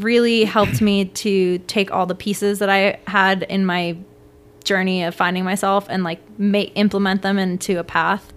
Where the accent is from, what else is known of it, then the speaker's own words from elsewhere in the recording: Washington, District of Columbia, United States; also born or lived in Venezuela; I grew up in D C